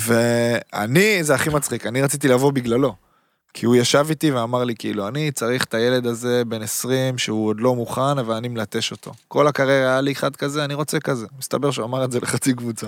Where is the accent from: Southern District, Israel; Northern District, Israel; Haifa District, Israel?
Haifa District, Israel; Haifa; also born or lived in Berlin; now in Tel Aviv, Israel; אני חיפאי, גרתי בתל אביב